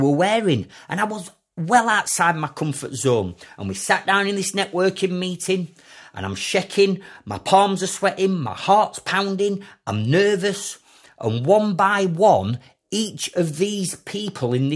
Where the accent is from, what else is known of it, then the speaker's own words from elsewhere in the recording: Sheffield, Yorkshire and the Humber, United Kingdom; as a kid growing up in Sheffield.